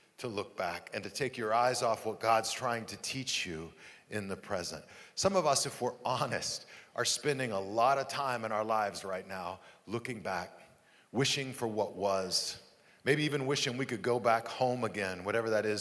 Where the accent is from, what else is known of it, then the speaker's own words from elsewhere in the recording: Amarillo, Texas, United States; moved away; my hometown, Amarillo, Texas